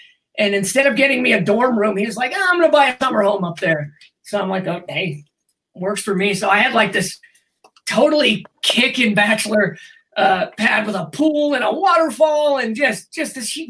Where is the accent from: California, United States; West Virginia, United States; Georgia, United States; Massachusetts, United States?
California, United States; the Bay Area; moved away as an adult; also born or lived in Southern Oregon; now in Colorado, United States; I was going to college in Southern Oregon, and I was originally from the Bay Area.